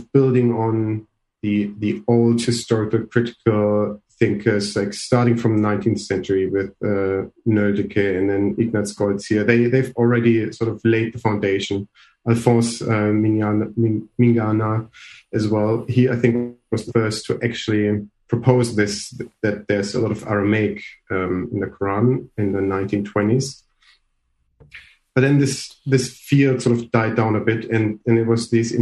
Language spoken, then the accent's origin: English; Germany; I'm from Germany.